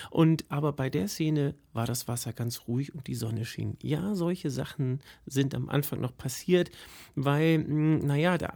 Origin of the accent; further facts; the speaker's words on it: St. Peter-Ording, Schleswig-Holstein, Germany; Es war in meiner Heimat in St. Peter-Ording.